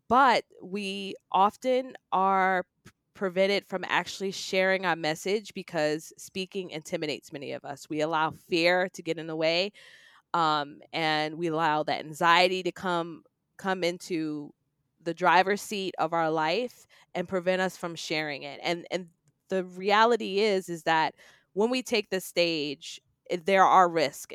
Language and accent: English; New York City, New York, United States; I grew up in New York City, in Queens